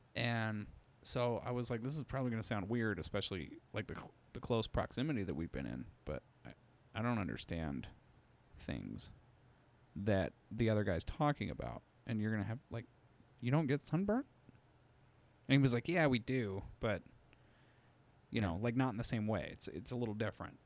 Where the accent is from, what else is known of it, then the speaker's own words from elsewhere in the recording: Utah, United States; I was raised in Utah